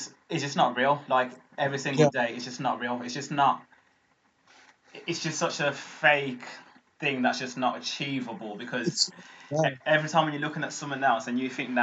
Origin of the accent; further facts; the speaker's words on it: United Kingdom; also born or lived in Zimbabwe; we grew up in Warsaw, grew up like in the same circles